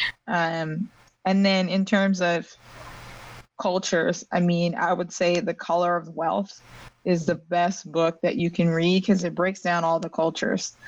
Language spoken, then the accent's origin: English; California, United States; also born or lived in Dominican Republic; now in Philadelphia, United States; Living in Philadelphia, I grew up in California